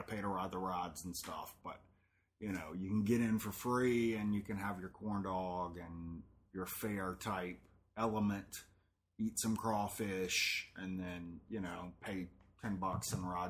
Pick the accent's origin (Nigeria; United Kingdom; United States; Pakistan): United States; Gulfport, Mississippi; born or raised there